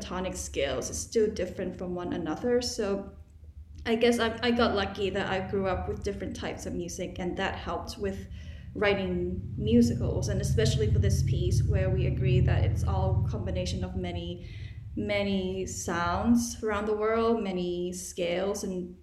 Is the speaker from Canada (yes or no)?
no; Thailand; now in United States; growing up in Thailand before moving to America